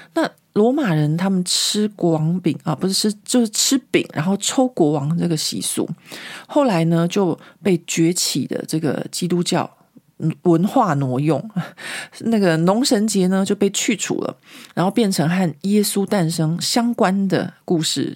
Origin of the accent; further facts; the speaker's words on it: Taiwan; moved away as an adult; now in Paris, France; 我自己在台湾的时候，小时候嘛